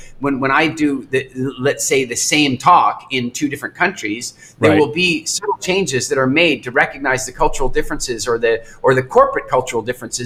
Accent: Canada; moved away as an adult; also born or lived in England; I grew up in Canada, and I moved to England, and I lived there

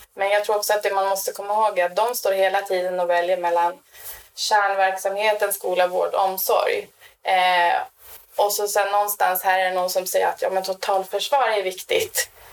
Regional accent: Norrland, Sweden; now in Stockholm, Sweden; Jag är ju från Norrland ursprungligen

